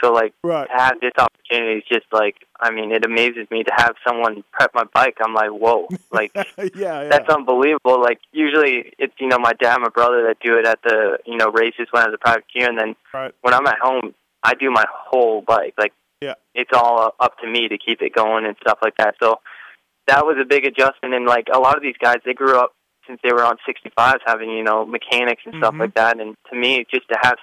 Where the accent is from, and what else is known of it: Canada